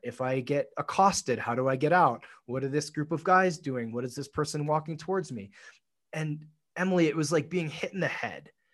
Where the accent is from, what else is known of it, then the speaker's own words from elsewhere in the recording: Tokyo, Japan; moved away; I grew up in Tokyo